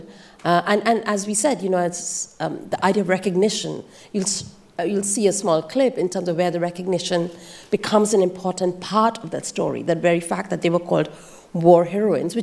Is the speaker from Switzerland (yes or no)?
no; India; I grew up in India